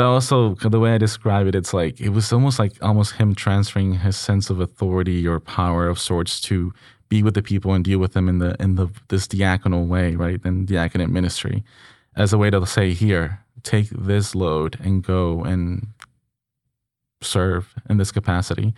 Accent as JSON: {"language": "English", "country": "Mexico", "tie": "born or raised there", "moved": "yes", "said": "back in my hometown"}